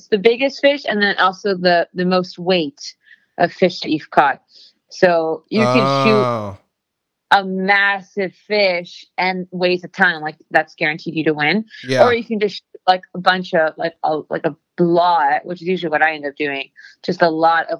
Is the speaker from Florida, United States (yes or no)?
yes; Miami, Florida, United States; Yeah, in Miami.